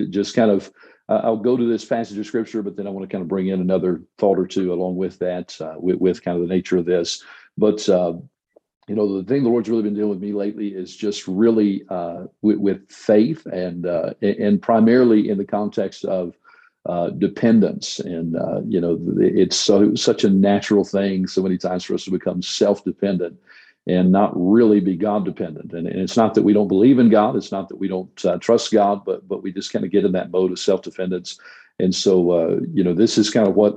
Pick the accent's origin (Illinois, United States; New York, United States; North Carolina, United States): North Carolina, United States; moved away as an adult; also born or lived in Arkansas; now in Clovis, United States; I'm originally from North Carolina